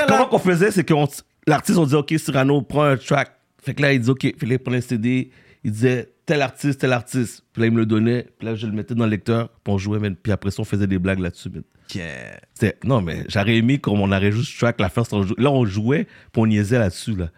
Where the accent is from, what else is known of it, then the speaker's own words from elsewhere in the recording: Montreal, Quebec, Canada; je suis né à Montréal-Nord